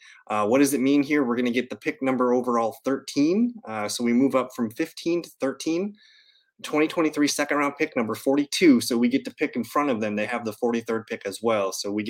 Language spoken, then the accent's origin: English; Green Bay, Wisconsin, United States; I grew up in Green Bay.